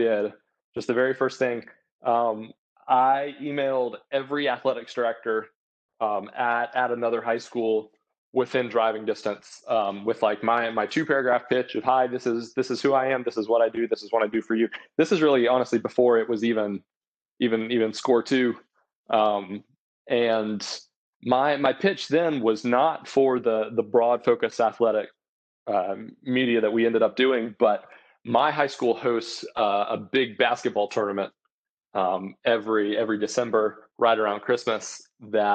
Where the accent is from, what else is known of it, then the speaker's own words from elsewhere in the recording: Columbia, South Carolina, United States; I'm from Columbia, South Carolina